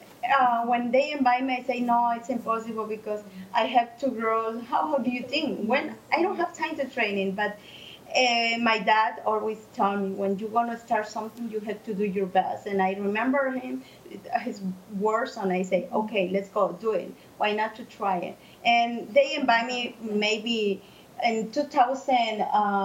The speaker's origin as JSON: {"language": "English", "country": "Mexico", "second_language": "English", "moved": "as an adult", "lives_now": "Chicago, United States", "said": "I'm from Mexico. I moved to here since 1999."}